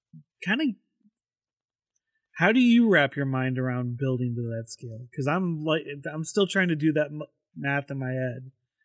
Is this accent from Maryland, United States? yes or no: no; Minnesota, United States; moved away; I grew up in Minnesota